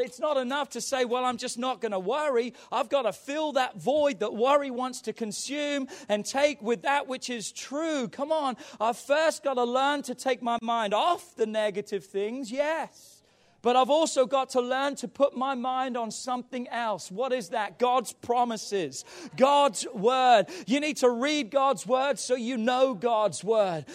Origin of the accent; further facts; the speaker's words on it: England, United Kingdom; growing up in England